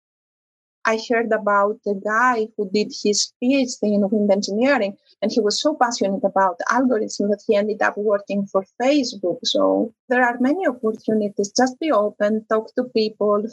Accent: Greece; moved away; also born or lived in Italy; I come from Greece. I was in Italy

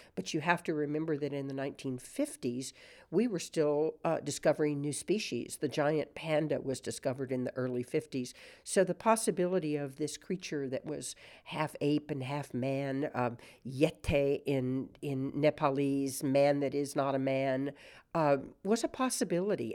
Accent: San Antonio, Texas, United States; as a little girl growing up in San Antonio

